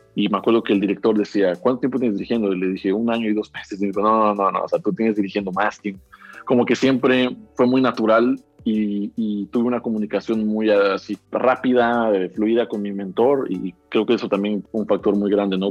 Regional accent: Xalapa, Veracruz, Mexico; nací aquí en Jalapa

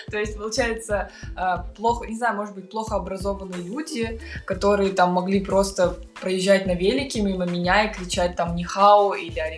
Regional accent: Kazakhstan; я выросла в Казахстане

